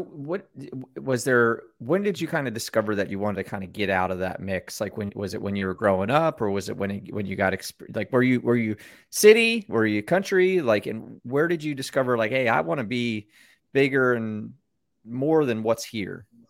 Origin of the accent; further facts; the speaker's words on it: United States; I am that American born here